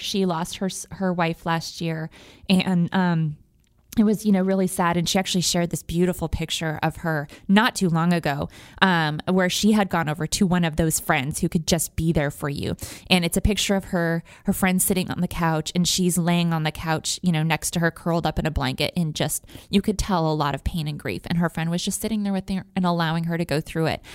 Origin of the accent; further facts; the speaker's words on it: United States; also born or lived in Wyoming / Montana; now in Houston, United States; I'm from Wyoming and Montana originally